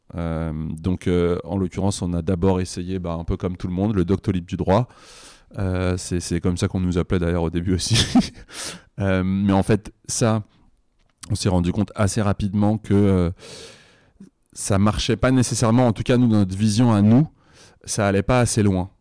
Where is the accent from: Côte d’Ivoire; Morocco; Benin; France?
France; Bobigny, Île-de-France; moi, j'ai grandi à Bobigny